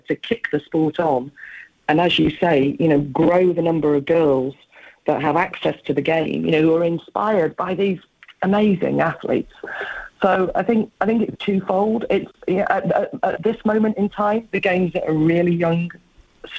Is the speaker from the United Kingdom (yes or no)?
yes; England, United Kingdom; I am an English woman